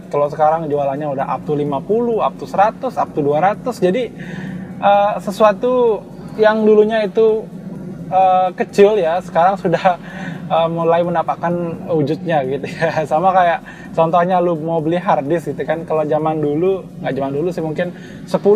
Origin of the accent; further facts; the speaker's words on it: Karangasem, Bali, Indonesia; yang kita emban di Bali khususnya ya karena gue orang Bali asli dan gue orang Karangasem.